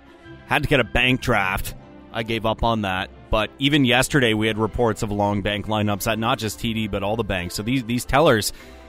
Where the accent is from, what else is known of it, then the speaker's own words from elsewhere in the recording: London, Ontario, Canada; as a Londoner